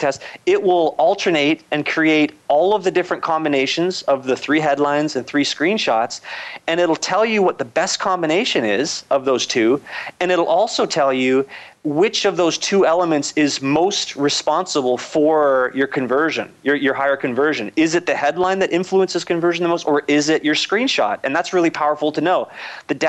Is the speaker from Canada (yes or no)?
yes; Canada; I'm Canadian